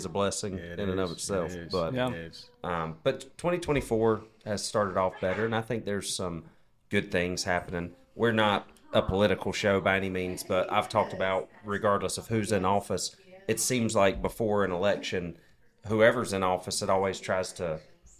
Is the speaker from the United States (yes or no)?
yes; the South, United States; growing up in the South